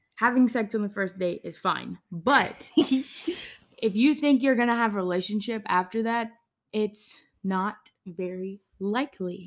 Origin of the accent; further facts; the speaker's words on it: Georgia, United States; it's in my home state. It's in Atlanta.